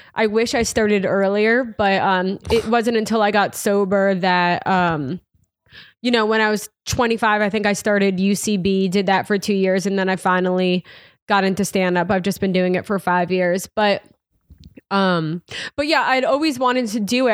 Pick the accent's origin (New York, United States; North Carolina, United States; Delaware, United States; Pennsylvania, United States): New York, United States; Irvington; moved away as an adult; also born or lived in Hawaii / Manhattan, New York; I grew up in Westchester, the suburb outside the city, in a small town called Irvington along the Hudson River